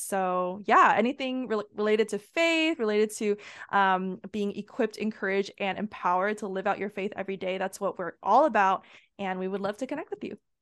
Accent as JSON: {"language": "English", "country": "United States", "said": "I'm Asian American, so my parents, they actually immigrated from Asia"}